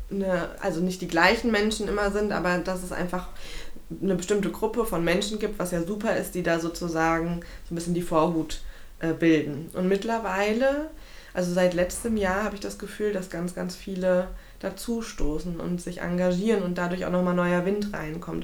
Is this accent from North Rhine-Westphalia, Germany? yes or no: no; Frankfurt, Hesse, Germany; gebürtige Frankfurterin